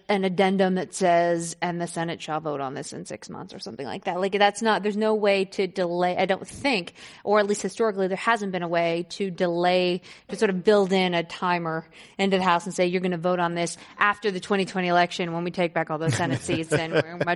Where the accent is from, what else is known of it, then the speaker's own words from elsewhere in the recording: the South, United States; as a Southerner